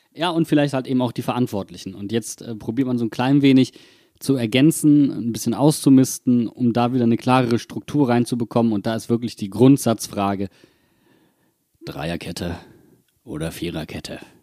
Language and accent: German; Wuppertal, North Rhine-Westphalia, Germany; now in Mainz, Germany; in meiner Heimatstadt